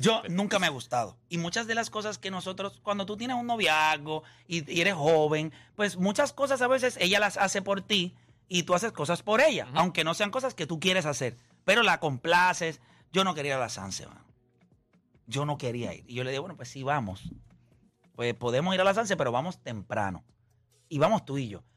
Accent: Caguas, Puerto Rico; yo soy de Caguas

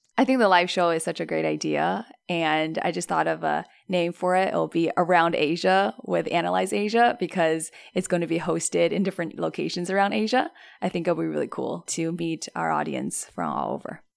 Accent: Toronto, Ontario, Canada; moved away as an adult; now in Shanghai, China; I grew up in Toronto and I relocated to China around a year and a half ago

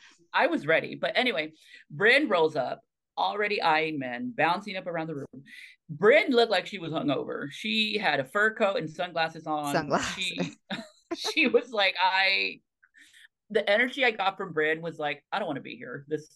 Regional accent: Tequila, Jalisco, Mexico; Listen, my hometown is Tequila, Mexico.

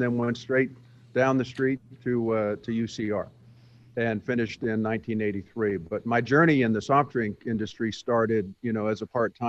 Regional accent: England, United Kingdom; born there; But I was born in England, outside of the military base that my father was stationed at. In fact, my brother and I were both born in England.

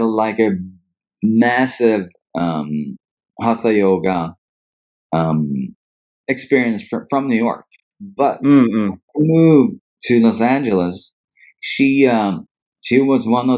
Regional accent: Dalarna County, Sweden; also born or lived in Stockholm; I was born in Stockholm, but I grew up about 50 kilometers north of here in a region or province called Dalarna. So when I was about 5, my mom and I ended up going back to where she was from.

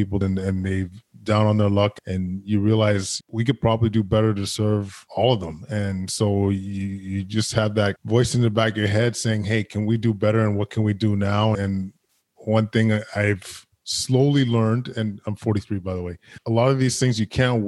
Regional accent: Edmonton, Alberta, Canada; now in Ottawa, Canada; I grew up in Edmonton, very loving household.

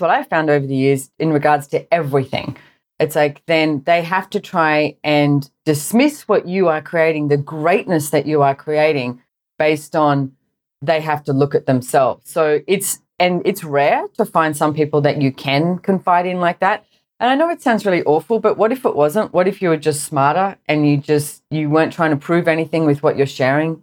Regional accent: Sydney, New South Wales, Australia; I grew up in Sydney, Australia, and I went to a private school

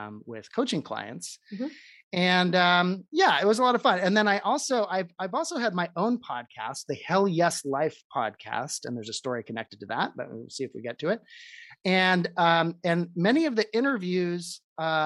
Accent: Seattle, Washington, United States; I actually grew up in this area, in the greater Seattle area, and went to elementary and high school here

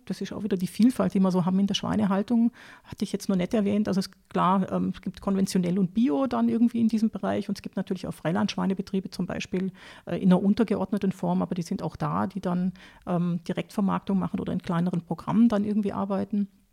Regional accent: Baden-Württemberg, Germany; moved away as an adult; also born or lived in Lower Austria; now in Austria; ich bin äh, aufgewachsen in Süddeutschland, also in Nähe vom, vom Bodensee, also Baden-Württemberg

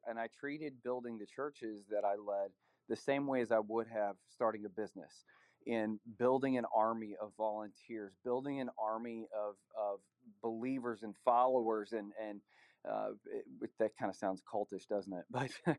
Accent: Nashville, Tennessee, United States; were like a military family moving around. So we were in different areas, but for the most part, I grew up in the Nashville area.

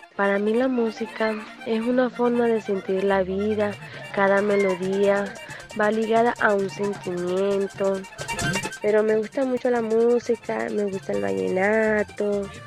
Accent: Maracaibo, Zulia, Venezuela; moved away; Yo que vengo de Maracaibo, en el estado y al occidente de Venezuela

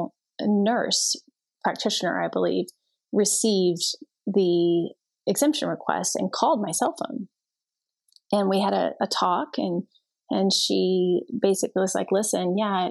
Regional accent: Texas, United States; I went to one in my hometown and then one in a different town in Texas.

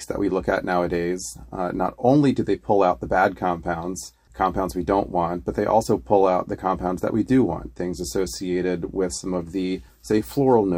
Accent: Florida, United States; moved away as an adult; I came from Florida, where there's not a lot of vineyards

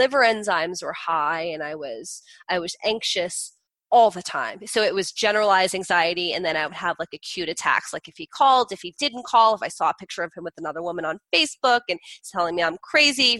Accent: New Jersey, United States; I'm from Jersey.

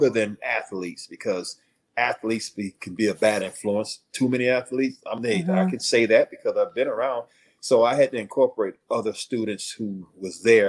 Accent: Hallandale Beach, Florida, United States; also born or lived in Michigan / Buffalo; Growing up in Hallandale, that's like I said, it wasn't suburban

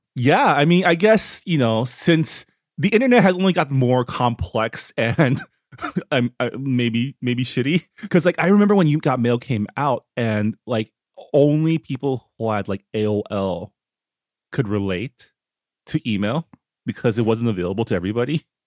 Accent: Canada; now in California, United States; as a Canadian

